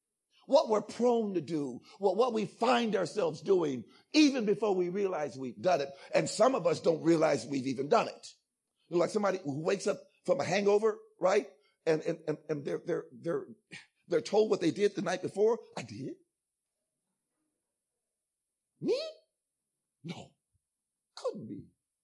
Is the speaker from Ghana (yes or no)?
yes; Ghana; I'm also Ghanaian, by the way, so, y'all calm down.